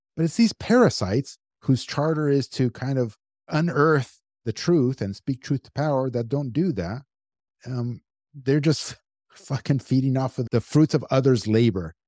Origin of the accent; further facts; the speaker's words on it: United States; I'm American, born and raised here my whole life